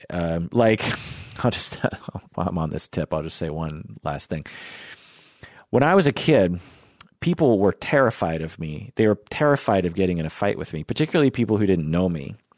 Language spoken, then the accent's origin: English; Issaquah, Washington, United States; growing up in Issaquah, which is just a little bit east of Seattle